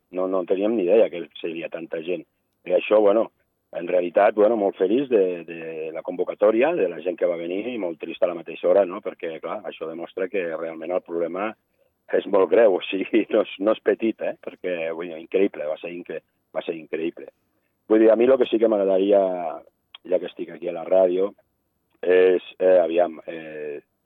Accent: Andorra; nosaltres, com a andorrans

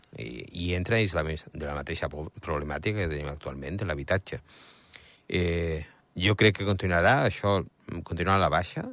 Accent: Andorra; sóc andorrà a Espanya

